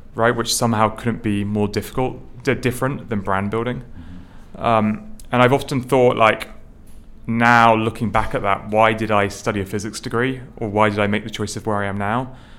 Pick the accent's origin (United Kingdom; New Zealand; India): United Kingdom; now in New York City, United States; I grew up um, just outside London